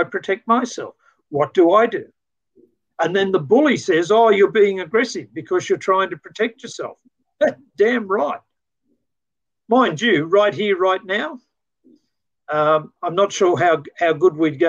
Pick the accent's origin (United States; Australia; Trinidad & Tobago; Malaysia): Australia; as an Australian